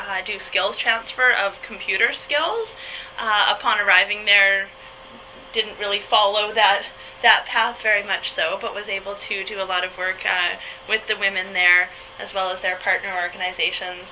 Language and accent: English; Winnipeg, Manitoba, Canada; also born or lived in Clear Lake, Manitoba; I'm also from Winnipeg, Manitoba, and half from Clear Lake, Manitoba